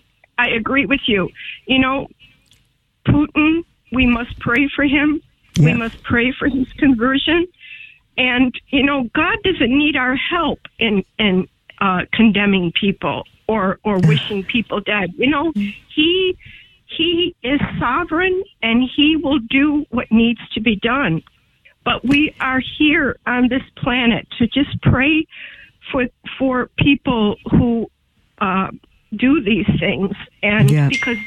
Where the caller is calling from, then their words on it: Lackawanna, New York, United States; I'm calling. I'm a cradle Catholic, and I'm calling from Lackawanna, New York.